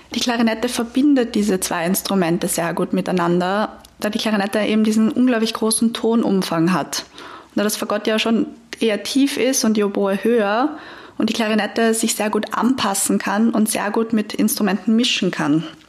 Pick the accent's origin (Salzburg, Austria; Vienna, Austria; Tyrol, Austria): Vienna, Austria; als Wienerin